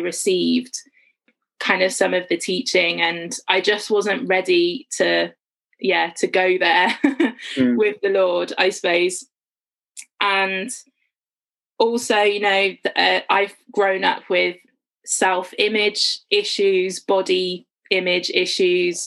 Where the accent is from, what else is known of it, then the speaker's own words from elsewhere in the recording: Worcestershire, West Midlands, United Kingdom; moved away as an adult; now in St Albans, United Kingdom; I grew up in Worcestershire in the West Midlands, but I've lived in and around St Albans for kind of the last about 9 years